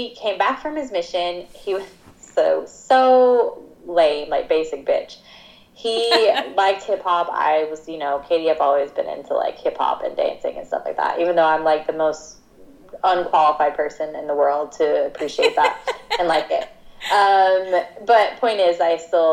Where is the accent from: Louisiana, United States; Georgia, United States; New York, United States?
Georgia, United States; moved away as an adult; I grew up in Georgia for 18 years of my life